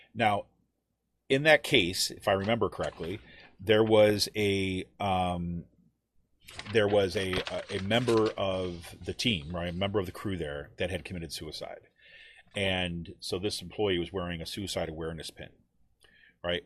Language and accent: English; Utica, New York, United States; someone like me was growing up in Utica, New York